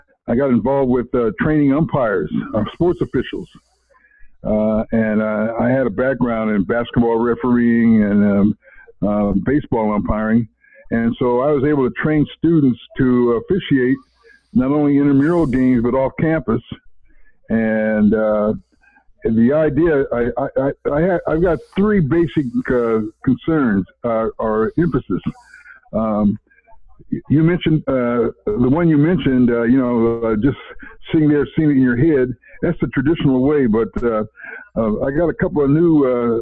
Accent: San Diego, California, United States; I was born and raised in San Diego

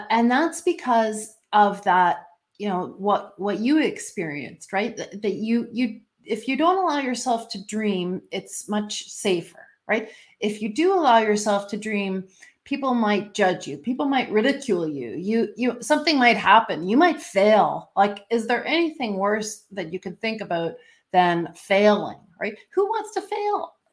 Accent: Canada; I'm Canadian

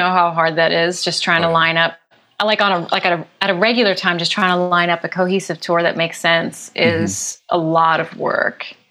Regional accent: Philadelphia, Pennsylvania, United States; now in Los Angeles, United States; Philly's my hometown

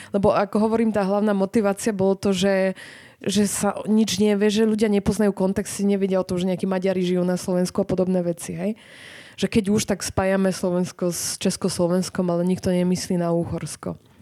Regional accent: southern Poland, Poland; Slovak is a second language; moved away as an adult; now in Bratislava, Slovakia; ja som z juhu Polska

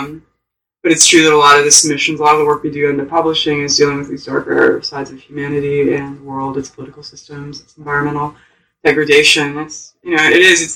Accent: Oakland, California, United States; I grew up in Oakland, where, you know, gun violence was, like, at all-time highs during the 90s and 2000s

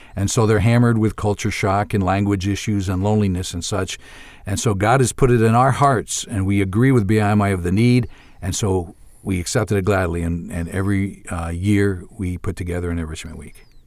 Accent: New York, United States; moved away as an adult; also born or lived in Ivory Coast / Uganda; I'm from New York originally

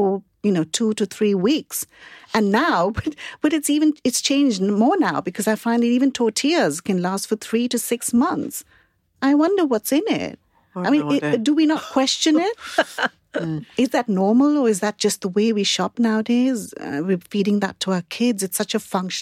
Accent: Mumbai, Maharashtra, India; now in United Kingdom; I grew up in Bombay

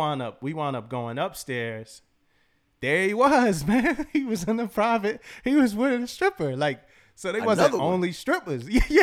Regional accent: Philadelphia, Pennsylvania, United States; So me and my boy, we were like just he from Cali, like L.A. I'm from Philly.

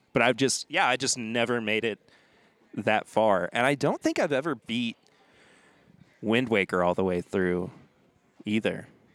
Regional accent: Lexington, Kentucky, United States; I'm from Lexington, Kentucky.

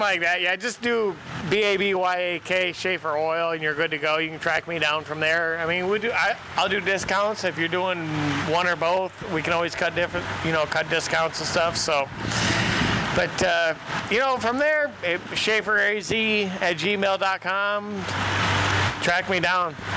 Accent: Western New York, United States; I grew up in Western New York.

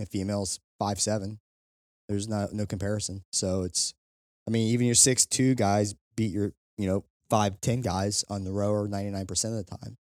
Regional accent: Kentucky, United States; I'm from Kentucky.

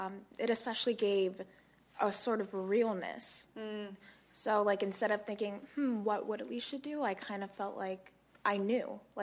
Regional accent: Burbank, California, United States; also born or lived in Florida; I mean, I was born in Florida. I lived in Burbank most of my life.

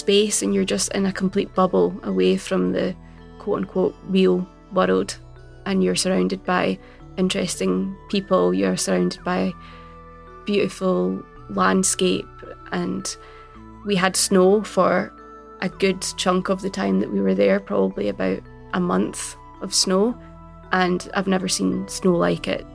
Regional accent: Glasgow, Scotland, United Kingdom; I am a writer from Glasgow, writing in both Gaelic and English

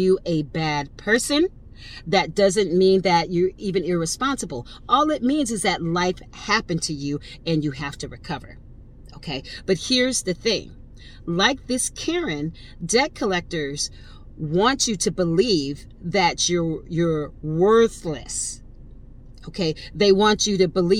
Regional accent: Connecticut, United States; I'm from Connecticut, not from the ghetto

